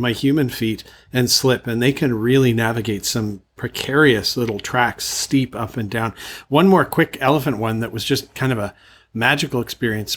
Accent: Canada; moved away as an adult; now in Thailand; I'm from Canada

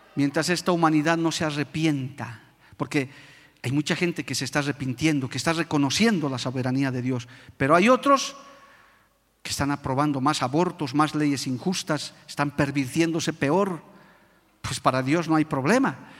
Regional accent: Bolivia; por nuestro país, por nuestra amada Bolivia

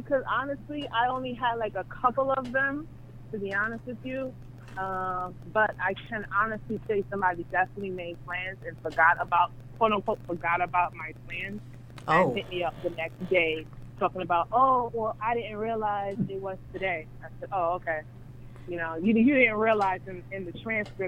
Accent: Long Island, New York, United States; I'm from Long Island, New York

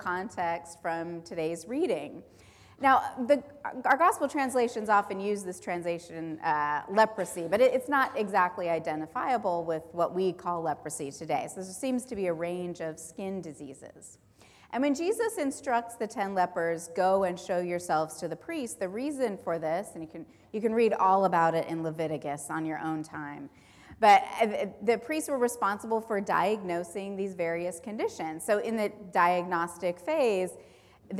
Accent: Southern California, United States; I grew up in Southern California

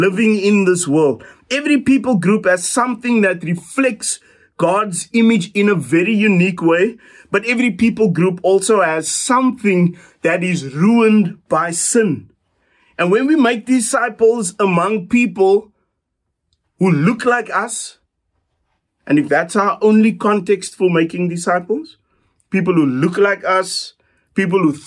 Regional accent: South Africa; us as South African disciples

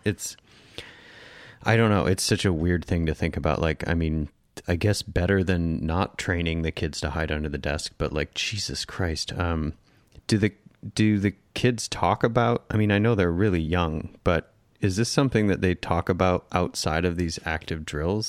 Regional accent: Northern Michigan, United States; we grew up in Northern Michigan

